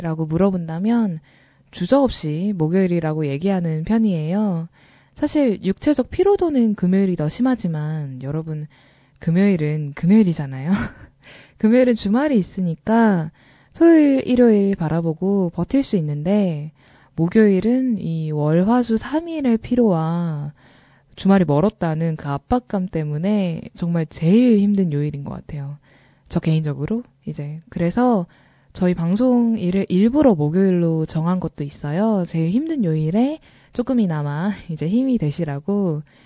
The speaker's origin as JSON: {"language": "Korean", "region": "Seoul", "country": "South Korea", "tie": "born or raised there", "said": "저는 서울에서 태어나서 아직까지 서울에서 벗어나서 살아본 적이 없어요."}